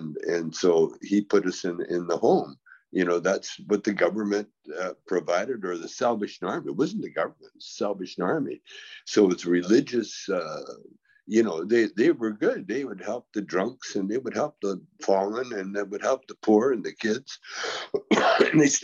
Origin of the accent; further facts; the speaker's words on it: Calgary, Alberta, Canada; when I grew up in Calgary